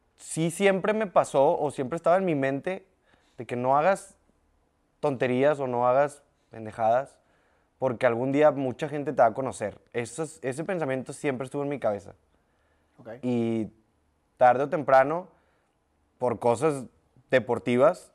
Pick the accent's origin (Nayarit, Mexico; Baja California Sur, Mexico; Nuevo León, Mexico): Nuevo León, Mexico; Lindavista; En la Lindavista. De los 0 a los 18 años de mi vida en la Linda Vista.